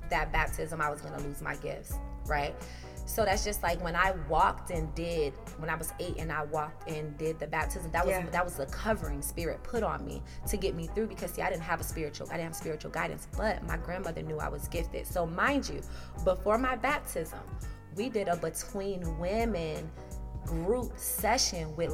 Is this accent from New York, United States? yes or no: no; South Carolina, United States; You know, I'm from South Carolina.